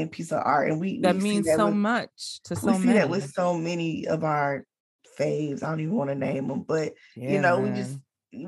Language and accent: English; Atlanta, Georgia, United States; I'm from Atlanta, from the east side of Atlanta